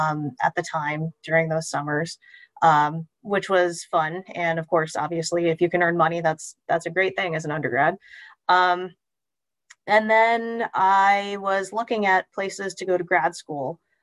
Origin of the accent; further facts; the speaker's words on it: Houston, Texas, United States; moved away as an adult; I grew up in Houston, Texas, so very close to the Johnson Space Center